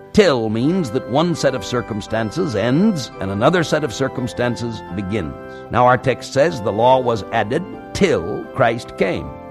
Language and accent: English; California, United States; at the time of my graduation from high school, when I was sixteen or seventeen years old, at that time there was not even one mile of paved road in my home state of California